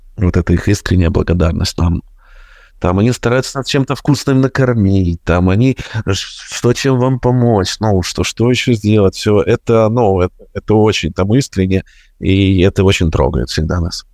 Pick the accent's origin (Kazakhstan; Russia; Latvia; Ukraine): Ukraine; я, как и все украинцы